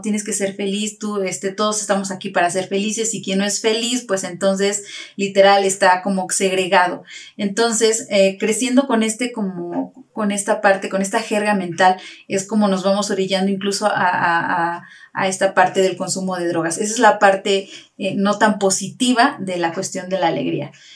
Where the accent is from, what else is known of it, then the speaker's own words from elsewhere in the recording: Tasquillo, Hidalgo, Mexico; somos originarios de Trasquillo